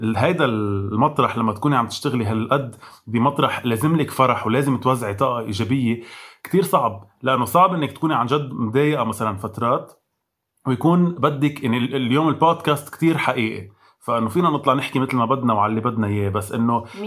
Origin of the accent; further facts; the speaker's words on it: Lebanon; مش بس كلبنانيه كعرب